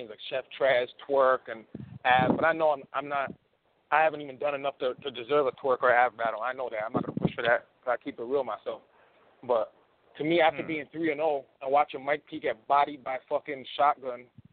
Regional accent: Canada; I'm from Canada

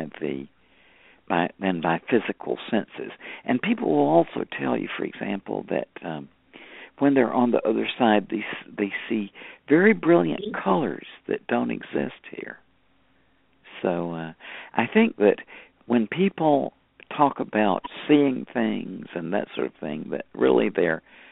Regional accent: United States

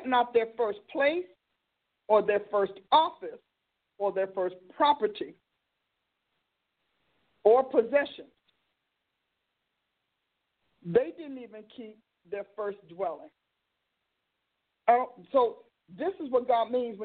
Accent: Newark, New Jersey, United States; I grew up in Newark

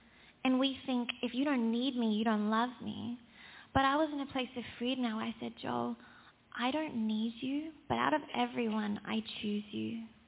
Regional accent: South Africa; but I was born into a South African family. I thought it was the same thing. I'm South African because my parents are.

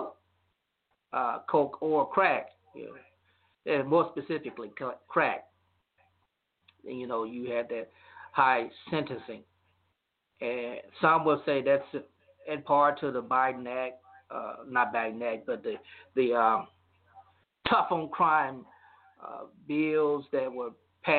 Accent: Louisiana, United States; My home state of Louisiana

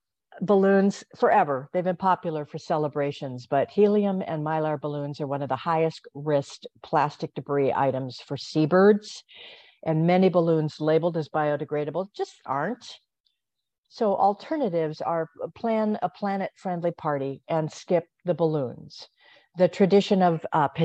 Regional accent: Hawaii, United States; I grew up in Hawaii

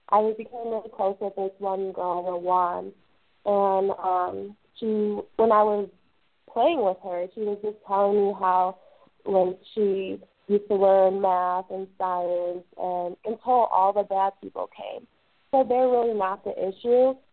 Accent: Brooklyn, New York, United States; born there; Um, well, I was born in Brooklyn. My parents were also born in the states, um, but my grandparents are from Pakistan.

